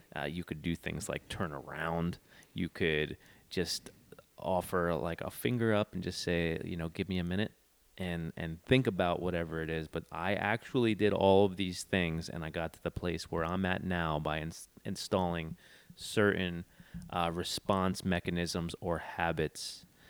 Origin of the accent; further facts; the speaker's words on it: East Coast, United States; moved away; I'm from the East Coast